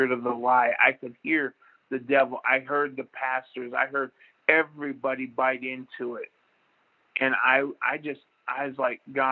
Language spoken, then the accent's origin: English; Jacksonville, Florida, United States; moved away; I was from Jacksonville